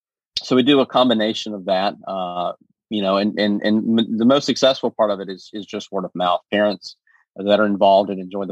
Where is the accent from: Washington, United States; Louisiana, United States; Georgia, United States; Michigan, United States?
Georgia, United States; Marietta; moved away as an adult; now in Rome, United States; I'm from Marietta.